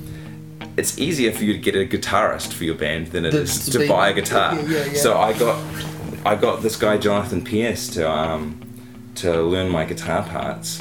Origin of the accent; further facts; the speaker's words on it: New Zealand; also born or lived in Dunedin / Auckland; growing up in New Zealand